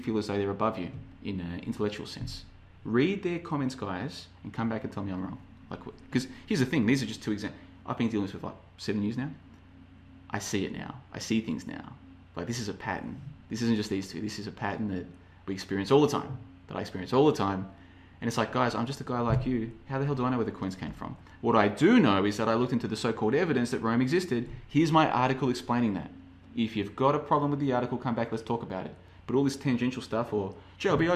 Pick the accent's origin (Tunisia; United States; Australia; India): Australia; moved away; I'm from Australia originally.